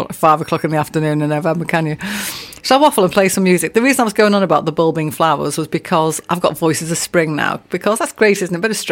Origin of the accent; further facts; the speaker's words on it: England, United Kingdom; We're English